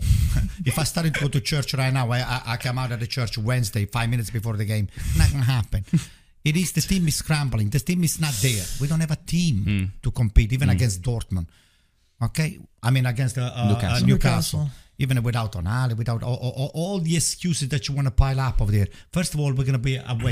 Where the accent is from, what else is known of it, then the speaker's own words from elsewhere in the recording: Bari, Apulia, Italy; moved away; I am from Bari, like your dad. Was raised and born over there.